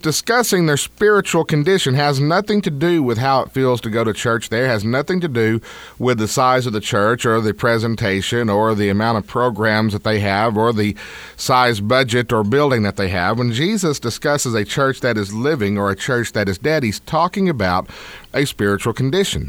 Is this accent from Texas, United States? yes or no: yes; Deep East Texas, United States; I grew up in the Deep South, Deep East Texas.